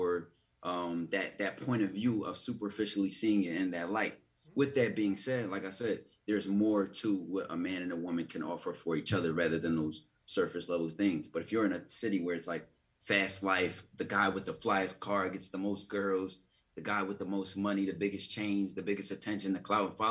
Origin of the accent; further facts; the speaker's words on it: Philadelphia, Pennsylvania, United States; I'm from Philly.